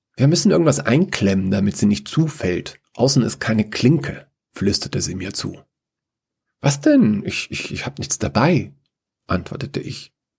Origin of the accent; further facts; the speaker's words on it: Upper Bavaria, Germany; nachdem ich in Oberbayern aufgewachsen bin